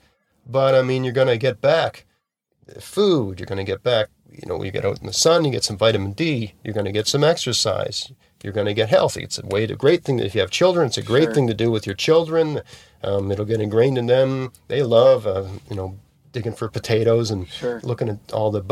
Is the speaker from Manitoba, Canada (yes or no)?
no; Nova Scotia, Canada; also born or lived in Hamilton, Ontario; I'm from Nova Scotia.